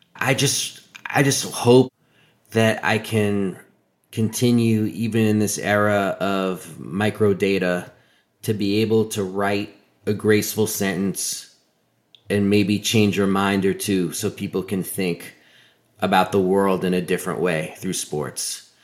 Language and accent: English; New York City, New York, United States; I grew up in New York City of the nineteen eighties